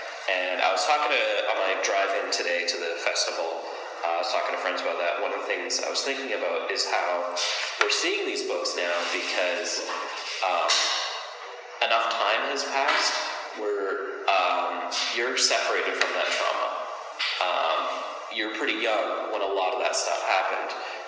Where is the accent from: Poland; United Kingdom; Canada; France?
Canada; I'm Canadian.